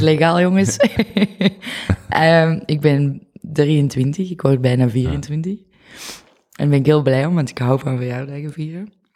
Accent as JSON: {"language": "Dutch", "area": "the Kempen", "region": "Flanders", "country": "Belgium", "tie": "born or raised there", "also_born_or_lived": "Tilburg, Netherlands / Oud-Turnhout", "accent": "Kempisch", "moved": "as an adult", "lives_now": "Antwerp, Belgium", "said": "ik ben daarna opgegroeid in de Kempen"}